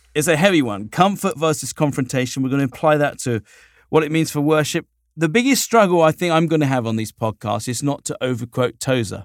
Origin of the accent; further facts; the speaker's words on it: United Kingdom; now in Southern California, United States; I'm a little Brit guy